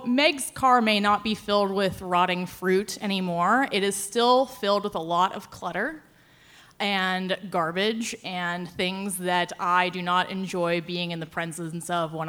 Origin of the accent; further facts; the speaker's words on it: Pittsburgh, Pennsylvania, United States; I'm from Pittsburgh.